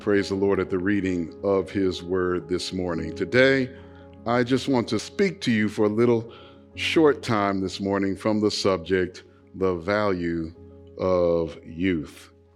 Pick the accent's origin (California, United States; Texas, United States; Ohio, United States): California, United States; Los Angeles; I grew up playing basketball in Los Angeles, California